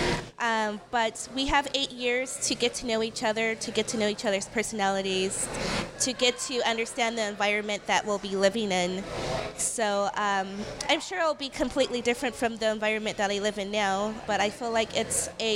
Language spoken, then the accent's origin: English; California, United States; I was born and raised here in California, have lived in the Bay Area for over 20 years